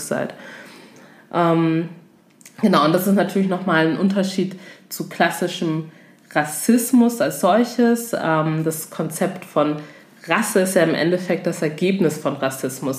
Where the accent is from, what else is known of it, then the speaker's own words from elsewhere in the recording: Togo; ich komme zum Beispiel aus Togo